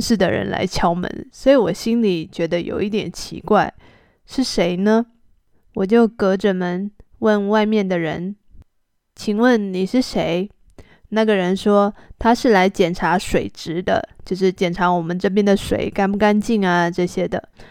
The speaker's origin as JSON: {"language": "Chinese", "country": "Taiwan", "moved": "yes", "said": "我是从台湾来的"}